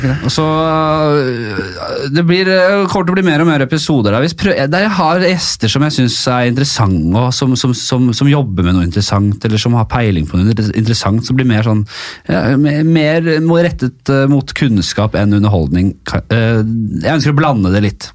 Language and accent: Norwegian; Oslo, Norway; Jeg er litt fra Bekkelaget Ekeberg her